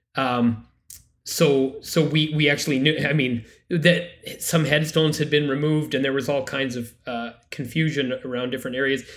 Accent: Canada; I am a Canadian and a Catholic

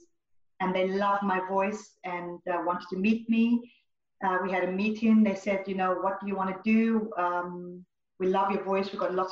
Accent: Zimbabwe; moved away as an adult; also born or lived in Zambia; I was born in Zambia and grew up in Zimbabwe

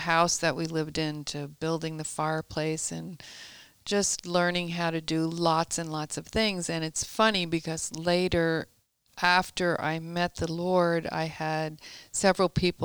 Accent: Long Island, New York, United States; I was born and raised in Long Island, New York

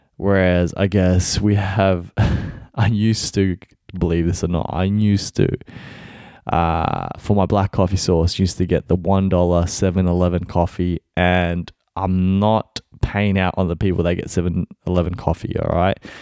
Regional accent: Melbourne, Victoria, Australia; I'm from Melbourne, Australia.

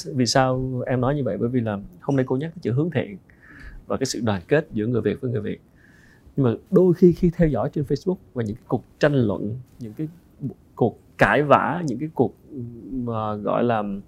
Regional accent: Vietnam; người Việt Nam mình

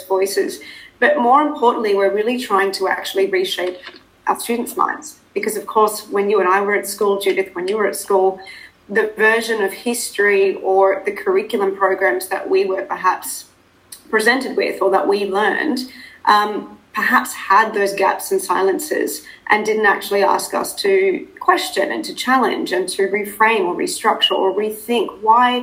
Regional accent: Australia; accent: Australian; moved away as an adult; also born or lived in South Africa; now in Dubai, United Arab Emirates; being South African, so I'm of South African descent. I'm the daughter of immigrant parents who moved to Australia. And I'm, as you can probably hear, I sound a lot more Australian.

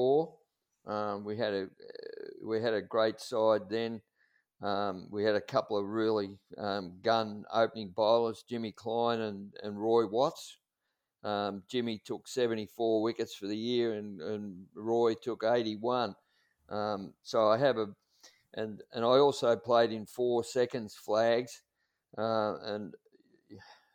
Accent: Red Hill, Victoria, Australia; I grew up in Red Hill. My family lived in Sheehan's Road, and I did all my schooling at the Red Hill Consolidated School

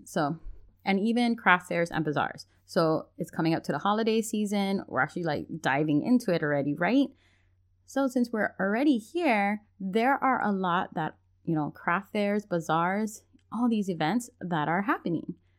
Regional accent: Hawaii, United States; I'm from Hawaii

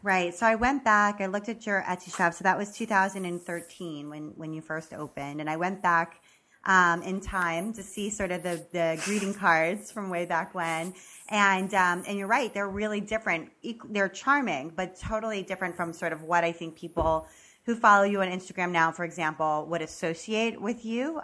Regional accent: Maryland, United States; moved away; I'm also originally from Maryland

